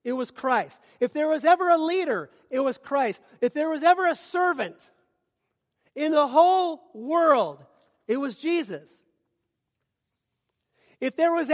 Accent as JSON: {"language": "English", "region": "Minnesota", "country": "United States", "moved": "yes", "said": "I'm from Minnesota"}